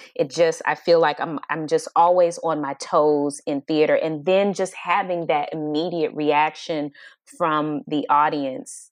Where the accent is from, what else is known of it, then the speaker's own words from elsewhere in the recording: Atlanta, Georgia, United States; now in Los Angeles, United States; I'm from Atlanta, Georgia, but I live in L A." L A is home, but it's my second home. And I think Atlanta, because I was born and raised there